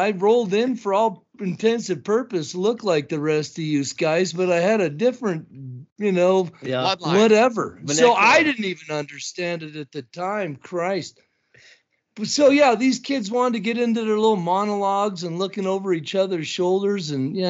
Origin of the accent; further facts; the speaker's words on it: Missoula, Montana, United States; also born or lived in Browning, Montana; I was born in Moose Lips, Montana, January 31st of 1970